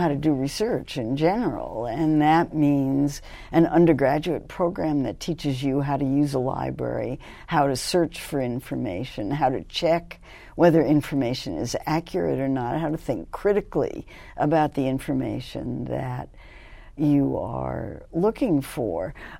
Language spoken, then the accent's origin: English; Los Angeles, California, United States; also born or lived in New York City; Well, actually, I grew up in Los Angeles because my family moved to Los Angeles when I was 12.